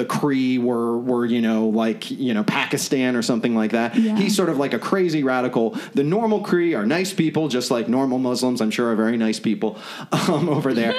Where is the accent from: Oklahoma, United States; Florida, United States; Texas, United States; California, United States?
Florida, United States; Orlando; moved away; We are both from Orlando, Florida, originally